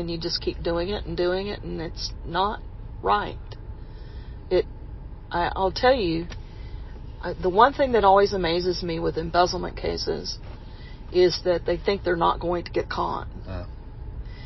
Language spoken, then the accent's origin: English; Texas, United States; my home state